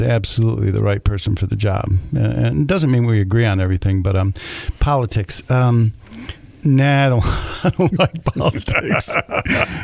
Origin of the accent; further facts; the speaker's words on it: Jackson, Michigan, United States; I grew up over there on Waterloo Street, right down the street, you know, until I was 12, before we moved out to Vandercook